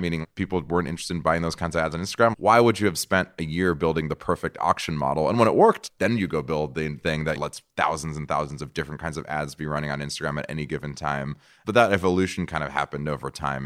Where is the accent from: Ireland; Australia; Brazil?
Brazil; moved away; also born or lived in San Francisco; I'm from Brazil. Brazil